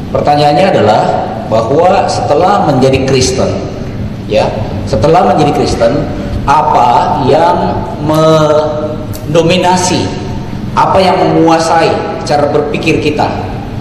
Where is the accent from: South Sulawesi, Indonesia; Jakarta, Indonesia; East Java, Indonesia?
South Sulawesi, Indonesia; Contoh tadi, saya kasih contoh sebagai orang Toraja.